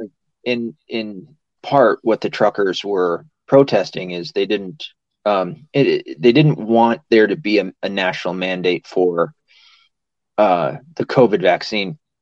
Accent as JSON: {"language": "English", "region": "the South", "country": "United States", "said": "I'm from the South."}